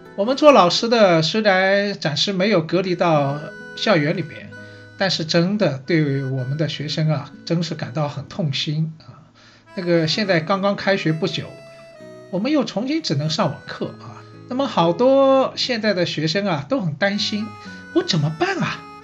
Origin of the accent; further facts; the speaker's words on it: Shanghai, China; 我是上海人，所以呢，对城市这一块呢，好像也特别有感觉